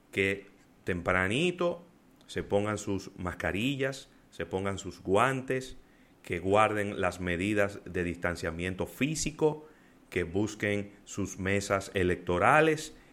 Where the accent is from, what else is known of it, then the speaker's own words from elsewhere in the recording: Dominican Republic; Y también somos los dominicanos, que aunque tenemos que levantarnos día a día a buscar el moro, nos quedamos en casa.